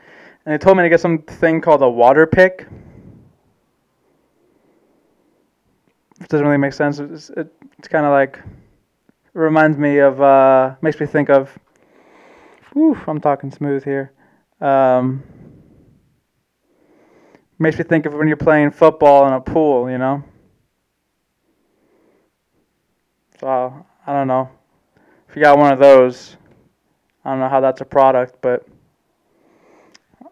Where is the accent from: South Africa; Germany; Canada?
Germany; I'm a German man. I was born in Germany.